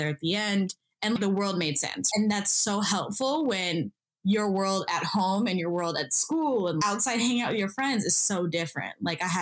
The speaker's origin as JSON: {"language": "English", "region": "Kansas", "country": "United States", "tie": "born or raised there", "moved": "yes", "lives_now": "Los Angeles, United States", "said": "So I was born and raised in Kansas. I'm a first-generation Ethiopian-American"}